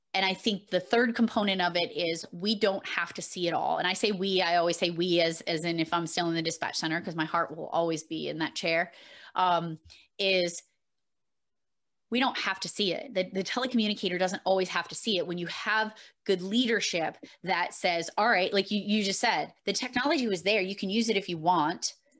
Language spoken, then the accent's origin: English; Massachusetts, United States; I am from Massachusetts